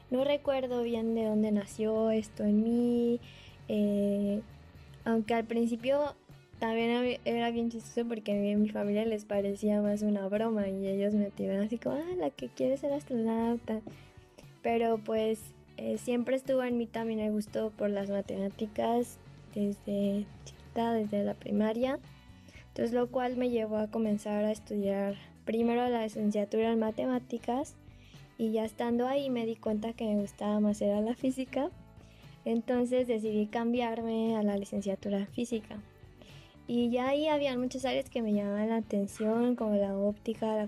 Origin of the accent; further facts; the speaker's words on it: Chiapas, Mexico; now in Manchester, United Kingdom; tengo 26 años de edad, soy originaria del estado de Chiapas y actualmente me, encuentro cursando el primer año de doctorado en la Universidad de Manchester en Inglaterra.